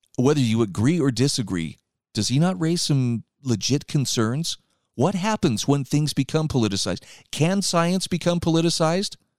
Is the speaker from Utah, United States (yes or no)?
yes; Utah, United States; my home state of Utah